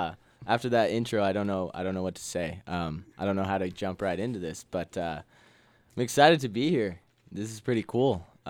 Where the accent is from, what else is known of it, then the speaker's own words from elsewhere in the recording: Ephrata, Washington, United States; Small town, Ephrata, Washington.